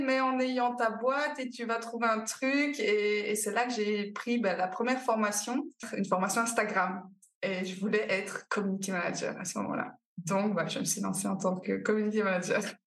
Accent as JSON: {"language": "French", "country": "Belgium", "accent": "Belgian", "said": "je suis belge, ça s'entend un petit peu, évidemment"}